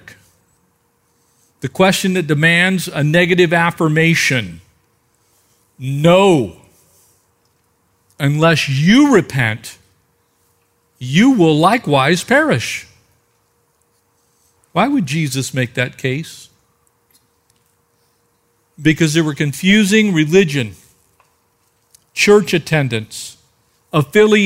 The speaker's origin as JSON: {"language": "English", "country": "United States", "said": "I'm an American"}